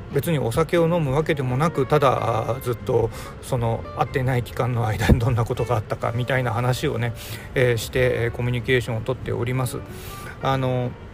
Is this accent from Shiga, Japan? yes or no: no; Hiroshima, Japan; moved away; 地元はずっとね、えー、広島で、えー、帰る実家も、おー、まあ、建て替えはしましたけども、場所的には